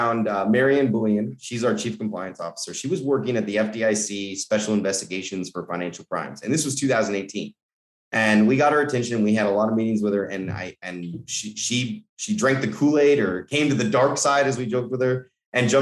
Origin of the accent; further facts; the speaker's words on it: Colorado, United States; I'm from Colorado, middle America kid